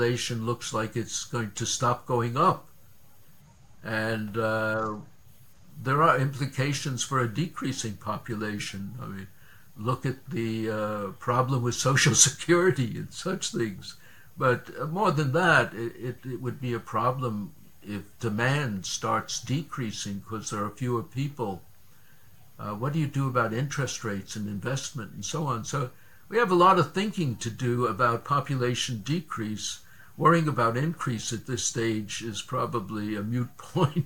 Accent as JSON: {"language": "English", "region": "New York", "country": "United States", "tie": "born or raised there", "also_born_or_lived": "Boston / Chicago / Seattle / Norway", "moved": "as an adult", "said": "I grew up in New York, went to Bronx Science"}